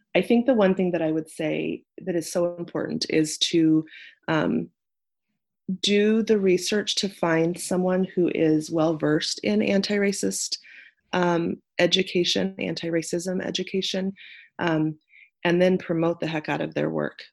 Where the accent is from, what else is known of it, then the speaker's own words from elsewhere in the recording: Nebraska, United States; moved away as an adult; I am from Nebraska. I'm a Nebraska native